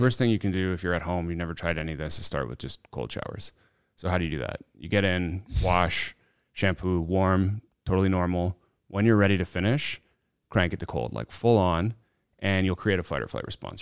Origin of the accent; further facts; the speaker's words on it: Canada; this Canadian kid